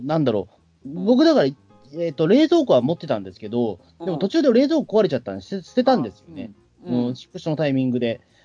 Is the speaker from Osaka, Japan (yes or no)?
no; Katsushika, Tokyo, Japan; also born or lived in Hachijo-jima; 葛飾で生まれて、その後八丈島に行ってるらしいんですよ。